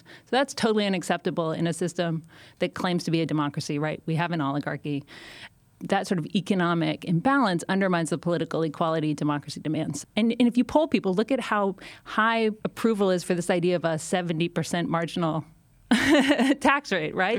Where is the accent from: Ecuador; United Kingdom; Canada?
Canada; now in United States; I'm, I'm Canadian.